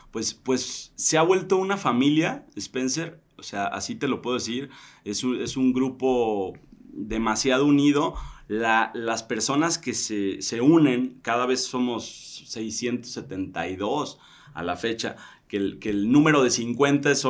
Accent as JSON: {"language": "Spanish", "town": "Tequila", "region": "Jalisco", "country": "Mexico", "also_born_or_lived": "Mexico City", "moved": "as an adult", "lives_now": "Tequila, Mexico", "said": "la tierra en donde yo soy, que es, que es Tequila, ¿no? Entonces nos devolvimos a Tequila."}